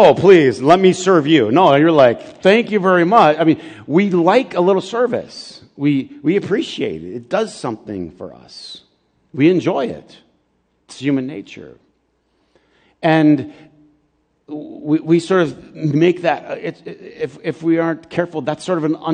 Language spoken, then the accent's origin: English; Flint, Michigan, United States; also born or lived in Cordele, Georgia; I grew up in Flint, but I was born in Georgia.